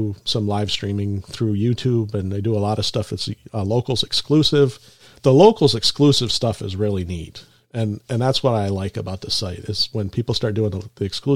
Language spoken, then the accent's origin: English; Minnesota, United States; I'm from Minnesota, upper Midwest